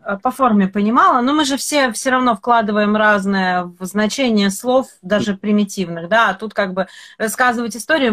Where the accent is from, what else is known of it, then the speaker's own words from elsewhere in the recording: Odesa, Odesa Oblast, Ukraine; я вообще коренная одесситка, и у меня, у меня разговаривали вот так все дома